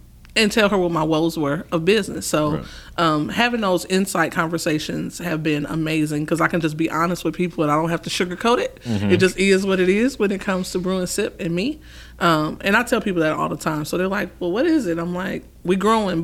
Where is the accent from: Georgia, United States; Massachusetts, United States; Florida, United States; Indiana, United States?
Indiana, United States; Fort Wayne; moved away as an adult; now in Louisville, United States; I'm actually from Fort Wayne, Indiana, so I'm a northern girl